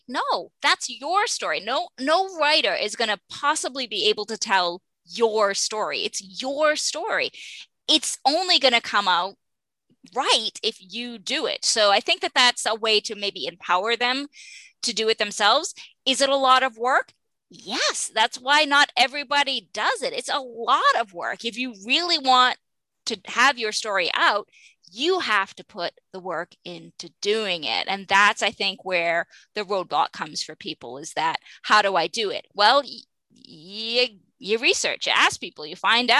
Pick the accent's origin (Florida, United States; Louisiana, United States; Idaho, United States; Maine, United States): Maine, United States; I'm from Maine